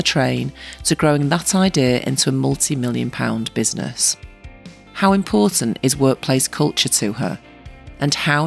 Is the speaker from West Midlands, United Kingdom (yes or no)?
no; Salford, North West England, United Kingdom; you're a Salfordian, as am